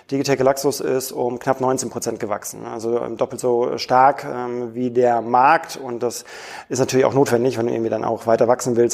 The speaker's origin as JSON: {"language": "German", "country": "Switzerland", "said": "als Schweizer ja. Kunde natürlich auch ein bisschen veräppelt fühlen"}